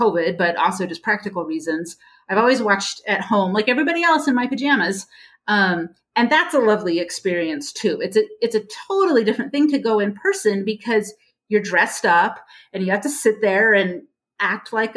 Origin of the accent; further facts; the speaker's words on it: California, United States; I grew up in California, this big Baptist church